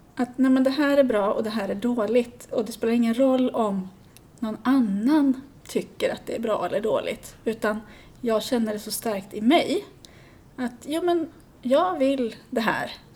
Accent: Sweden; jag är ju svensk

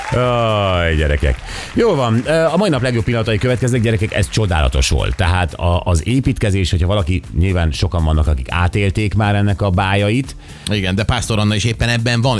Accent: Budapest, Hungary; én úgy nőttem fel, hogy Budapest tele volt hamutartóval

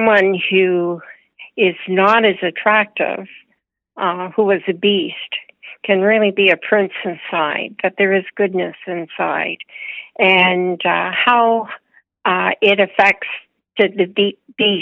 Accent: Windsor, Ontario, Canada; I grew up in outside of Windsor, Ontario, on a farm.

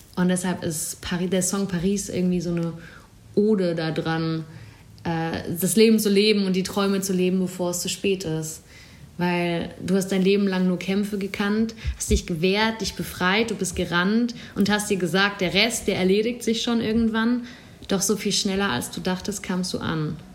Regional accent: Bruchsal, Baden-Württemberg, Germany; moved away as an adult; now in Berlin, Germany; Ich komme aus einer Kleinstadt, Bruchsal ist bei Karlsruhe. Und ich komme nochmal von einem Dorf in der Nähe vom Bruchsal

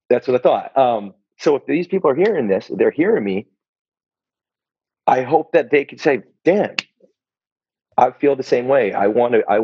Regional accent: Philippines; like this because I'm a, I'm a Filipino.

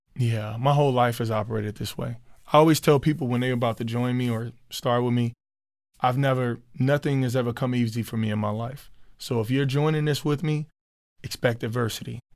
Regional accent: Chicago, Illinois, United States; moved away as an adult; now in Minneapolis, United States; Me growing up in Chicago where I grew up

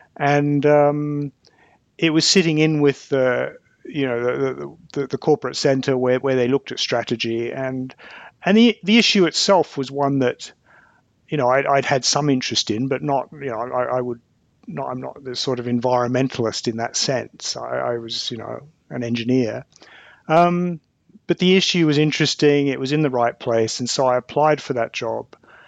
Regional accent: Victoria, Australia; also born or lived in Malaya; I was born in Australia, in the state of Victoria, but my dad was in the army, and so at least up until high school, we lived in a number of places in Australia, in what was then called Malaya

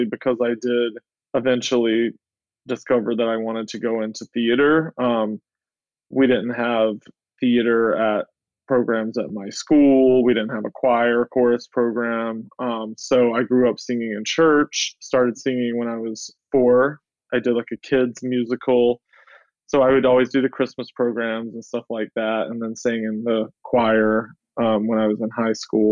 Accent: Soperton, Georgia, United States; now in New York City, United States; I grew up in Georgia in a very small town of 3,000 people. The city is called Soperton.

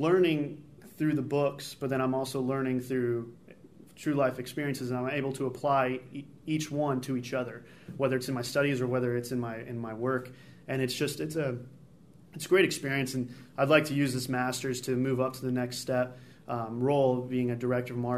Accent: Chicago, Illinois, United States; moved away as an adult; now in Buies Creek, United States; I'm from Chicago

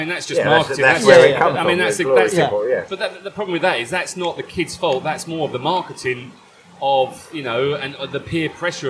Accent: Southend-on-Sea, East of England, United Kingdom; I'm from Southend, so just outside London.

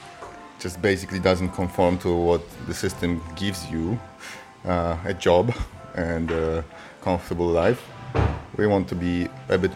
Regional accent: Poland; moved away; also born or lived in Zurich, Switzerland; I'm originally from Poland, but I lived in Switzerland, in Zurich.

